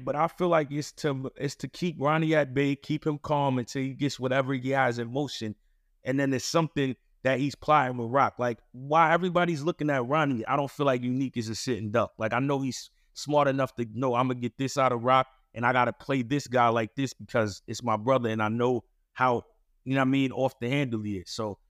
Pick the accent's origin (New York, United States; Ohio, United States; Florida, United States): New York, United States; New York City; No, I'm from Queens.